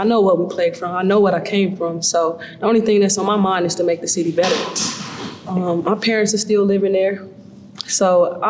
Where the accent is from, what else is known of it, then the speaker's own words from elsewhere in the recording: Chicago, Illinois, United States; also born or lived in Europe; For me, like, every city that I go to and play, I'm like proud to say, like, yo, I'm from Chicago, if somebody asks. Like, I lived in Europe for majority of my life, you know?